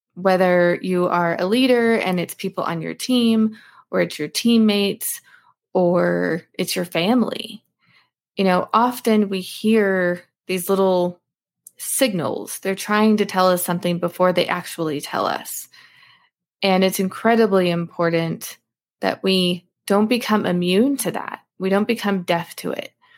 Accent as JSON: {"language": "English", "region": "Alaska", "country": "United States", "tie": "born or raised there", "said": "I grew up in Alaska"}